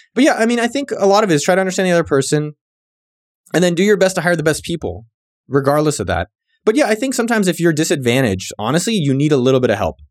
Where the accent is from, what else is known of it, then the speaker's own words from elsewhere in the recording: San Jose, California, United States; moved away; also born or lived in Berkeley, California / Austin, Texas; I'm born and bred in San Jose, California, four oh eight Yay area